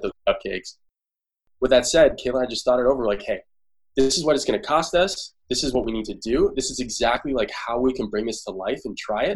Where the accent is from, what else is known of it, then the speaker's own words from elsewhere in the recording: Toronto, Ontario, Canada; now in San Francisco, United States; I'm from Toronto